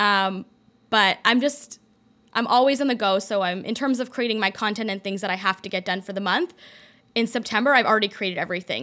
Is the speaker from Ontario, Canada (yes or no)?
yes; Toronto, Ontario, Canada; moved away; also born or lived in London, Ontario; I was born in Toronto, went to college in London, Ontario